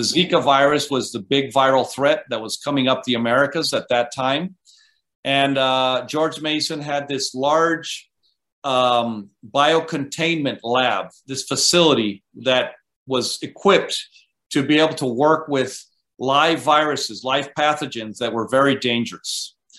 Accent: Costa Rica; moved away as an adult; also born or lived in Vermont, United States; I grew up in Costa Rica. Um, went to school through high school

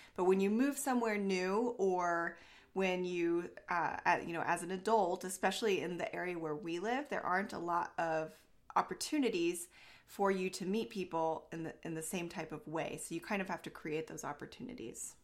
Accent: Southern Oregon, United States; this is where I live in the area where I grew up.

